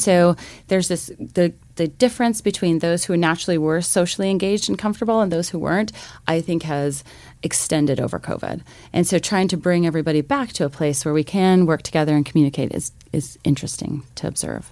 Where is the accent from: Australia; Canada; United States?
United States; Missoula, Montana; I grew up actually here in Missoula, Montana